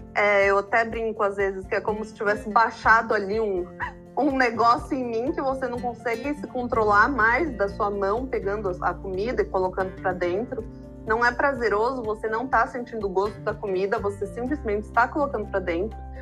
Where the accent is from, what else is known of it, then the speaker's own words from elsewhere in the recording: São Paulo, Brazil; moved away as an adult; Eu me mudei para a praia para ter mais esse contato, mas eu morei minha vida inteira em São Paulo.